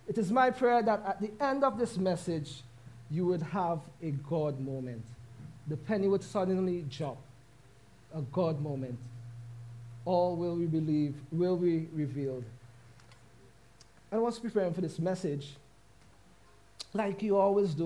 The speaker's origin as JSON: {"language": "English", "country": "St. Vincent & Grenadines", "moved": "yes", "said": "we are both from St. Vincent and the Grenadines"}